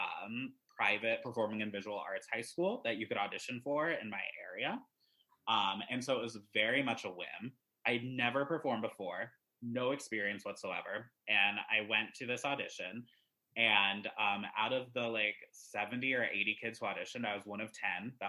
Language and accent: English; Greensboro, North Carolina, United States; also born or lived in Ames, Iowa; I was born in Iowa. We lived there for quite a bit of my youth. But right around, I think it was like fourth or fifth grade, we moved to North Carolina for a job opportunity for my parents